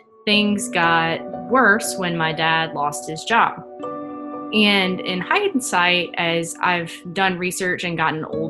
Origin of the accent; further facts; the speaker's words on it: Rustburg, Virginia, United States; also born or lived in Snellville, Georgia; I was born just outside of Atlanta in a suburb called Snellville. My family moved to the Concord and Rustburg area when I was 8, and I've kind of been bouncing around the Lynchburg area since then